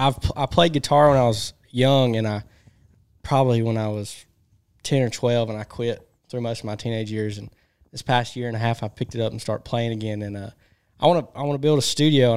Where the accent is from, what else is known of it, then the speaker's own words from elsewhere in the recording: North Alabama, United States; I'm from North Alabama.